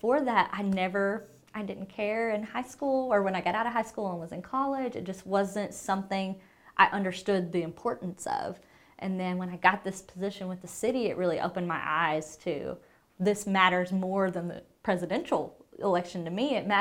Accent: Blytheville, Arkansas, United States; I'm from Blytheville, Arkansas.

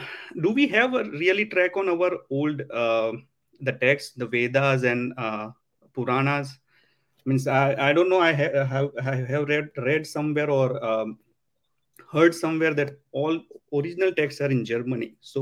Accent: Vadodara, Gujarat, India; now in Miami, United States; So I am from Vadodara, Gujarat, India. But I'm currently working in Miami, Florida.

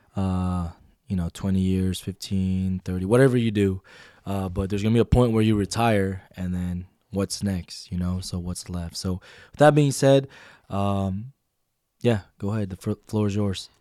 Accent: Washington, United States; moved away; I'm from Washington

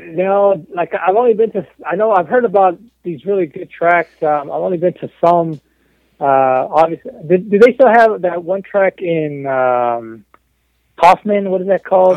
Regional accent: Mexico; moved away; also born or lived in Texas; I'm born and raised in Mexico. I'm 100% Mexican, about as Mexican as you can get.

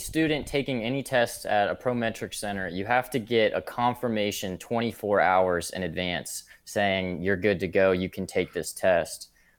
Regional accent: St. Petersburg, Florida, United States; also born or lived in Cincinnati; I'm not from Kentucky, though. I'm originally from St. Pete, Florida. Not born and raised, though. No one's from Florida originally. I'm from Cincinnati before that.

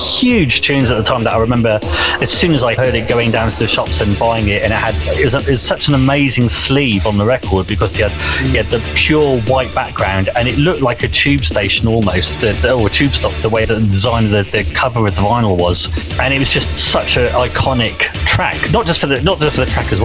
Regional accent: Oxford, South East England, United Kingdom; I lived just outside Oxford, and I was brought up in Oxford.

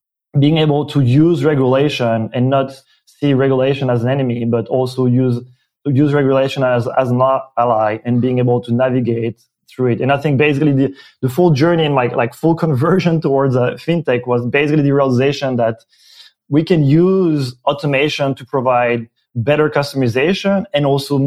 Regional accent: Belgium; accent: French-speaking Belgian; first language French; English is a second language; moved away as an adult; now in San Francisco, United States; I am originally from Belgium, French-speaking, and it's my my accent. Came to the U.S. For grad school

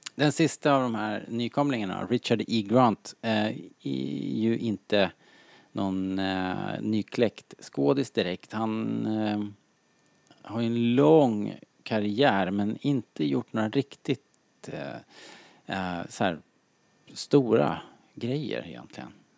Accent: Sweden; som svensk

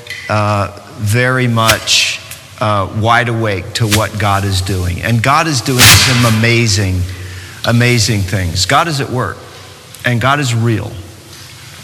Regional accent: New York City, New York, United States; moved away as an adult; now in North Carolina, United States; I come from New York City. I live in North Carolina now, but I come from New York City. I spent 20 years in New York.

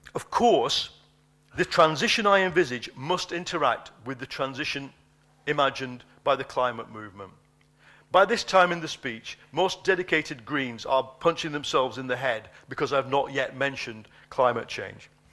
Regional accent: United Kingdom; my country

